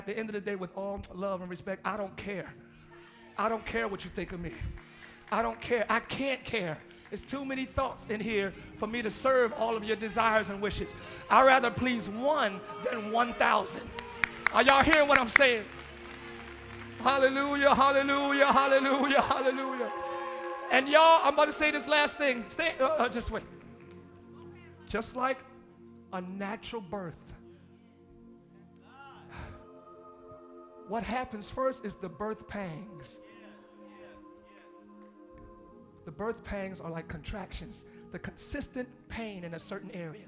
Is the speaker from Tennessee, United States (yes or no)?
no; Camden, New Jersey, United States; I'm from Camden, New Jersey